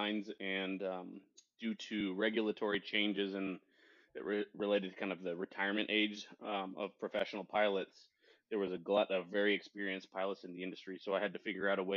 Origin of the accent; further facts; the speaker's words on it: Western Washington, United States; also born or lived in Spokane, Washington / Arizona; I was born in Spokane, Washington. And, when I was young, I moved from Eastern Washington out to Western Washington. And that's kind of where I did a lot of my growing up